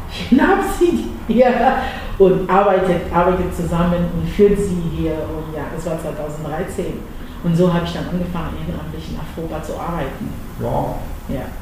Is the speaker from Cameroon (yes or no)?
yes; Cameroon; now in Dresden, Germany; das Essen aus äh, Kamerun, meine, mein Herkunftsland, präsentieren